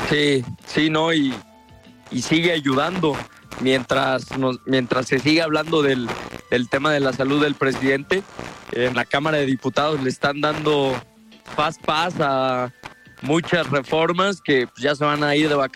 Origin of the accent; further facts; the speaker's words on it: Mexico; Lo que sí sé es que como mexicanos, pues tenemos el derecho mínimo de saber